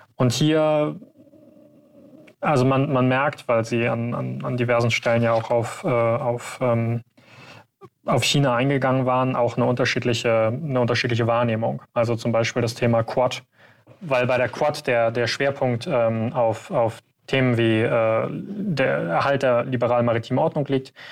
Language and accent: German; Germany; wir als Deutsche